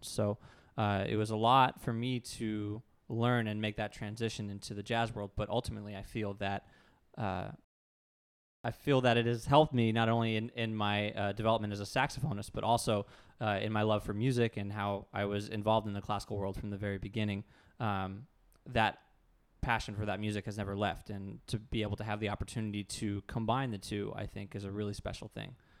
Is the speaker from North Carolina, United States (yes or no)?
no; Tarpon Springs, Florida, United States; moved away as an adult; also born or lived in Jacksonville, Florida / Boston / New York; up in Tarpon Springs, Florida, which is near Tampa